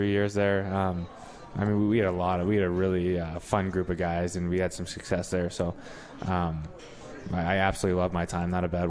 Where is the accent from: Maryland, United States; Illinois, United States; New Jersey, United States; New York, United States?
New Jersey, United States; right outside of Philly; also born or lived in Springfield, Massachusetts; Yeah, I was born in Springfield, but I grew up my whole life in South Jersey, right outside of Philly.